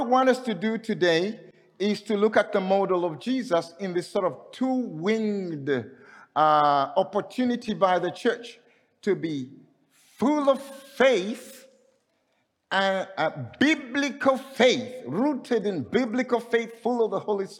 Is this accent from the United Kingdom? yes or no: no; Zambia; I'm coming from Zambia